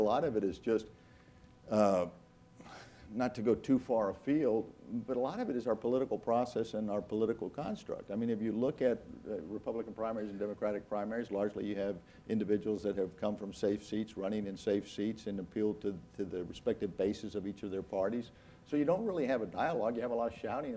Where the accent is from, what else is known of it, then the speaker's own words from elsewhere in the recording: Brownsville, Texas, United States; growing up along the border and talk of the ease, the fluidity of moving back and forth between those two communities of Brownsville and Matamoros